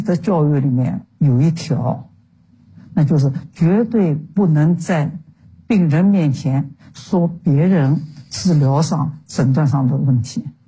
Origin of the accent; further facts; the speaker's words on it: Shanghai, China; moved away as an adult; also born or lived in Beijing; 因为我在旧上海长大的